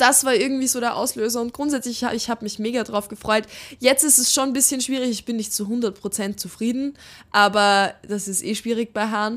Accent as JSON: {"language": "German", "country": "Austria", "tie": "born or raised there", "said": "Wir sind ganz gerade so in Österreich, wir sind am Land aufgewachsen"}